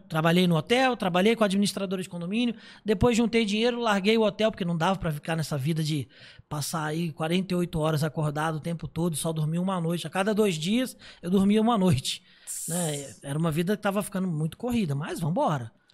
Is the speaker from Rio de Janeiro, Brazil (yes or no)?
yes; Miguel Pereira, Rio de Janeiro, Brazil; also born or lived in Niterói; era no interior do Rio, era uma cidade chamada Miguel Pereira.